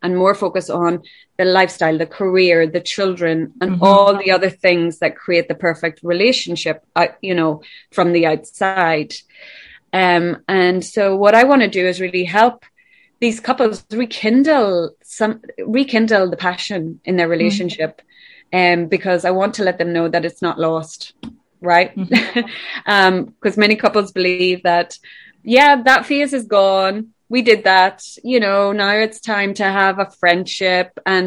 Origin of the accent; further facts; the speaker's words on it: Ireland; I'm from Ireland